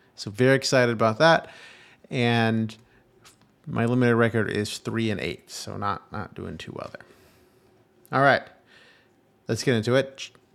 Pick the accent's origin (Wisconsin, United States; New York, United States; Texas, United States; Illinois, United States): Texas, United States; Houston; my hometown Houston Texans